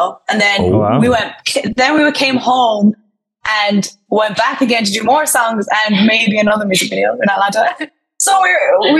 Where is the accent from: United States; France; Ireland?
Ireland; Killarney, Munster; We're from a very small town in Killarney.